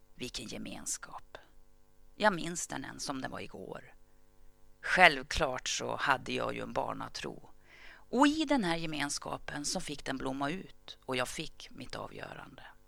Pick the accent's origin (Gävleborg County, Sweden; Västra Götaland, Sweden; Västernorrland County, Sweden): Gävleborg County, Sweden; Gävle; föddes jag under det som kom att kallas det glada 60-talet. Året var 1965 och platsen var Gävle